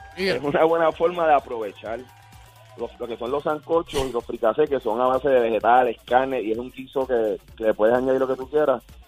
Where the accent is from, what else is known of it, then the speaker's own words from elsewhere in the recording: Puerto Rico; now in Caguas, Puerto Rico; nosotros como puertorriqueños